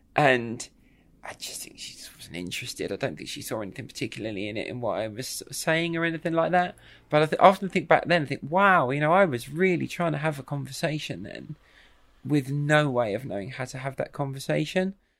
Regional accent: Kent, South East England, United Kingdom; moved away as an adult; now in London, United Kingdom; I live in London. I'm originally from Kent, but I've lived in London for, for most of my adult life.

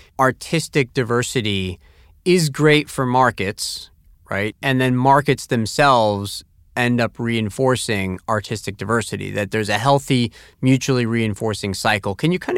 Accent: Tampa, Florida, United States; So even as a kid growing up in Tampa, Florida, I still was able to enjoy it.

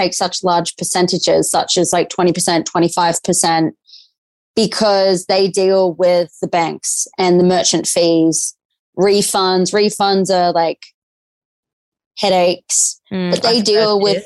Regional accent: Australia; also born or lived in Newcastle; I am Australian

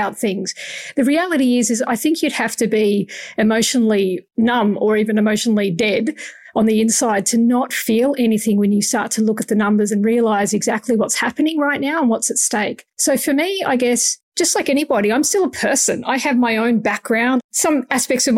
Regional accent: Australia; as an Australian

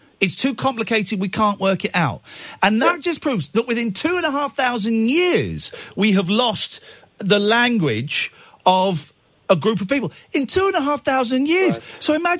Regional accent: Manchester, North West England, United Kingdom; Hang on, I'm from Manchester.

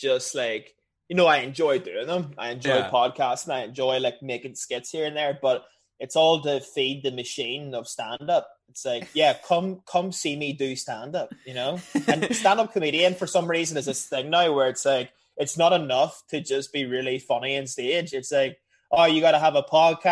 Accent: Northern Ireland, United Kingdom; I'm from Northern Ireland.

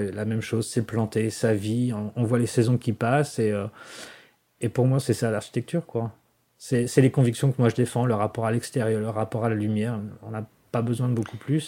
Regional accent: France; now in Washington, United States; je suis français plus que jamais

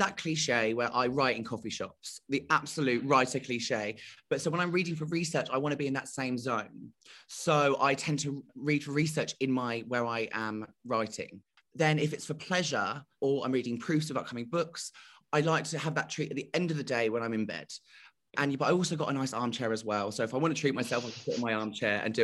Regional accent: United Kingdom; I'm so British

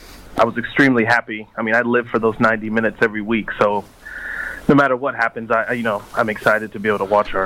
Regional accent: United States; also born or lived in Cincinnati, Ohio; I'm an American

